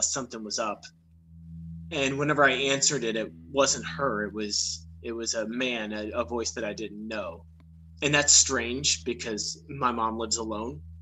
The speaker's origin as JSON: {"language": "English", "town": "Villa Ridge", "region": "Missouri", "country": "United States", "tie": "born or raised there", "moved": "as an adult", "lives_now": "Florida, United States", "said": "we grew up in what is actually a small town, in Villa Ridge, Missouri"}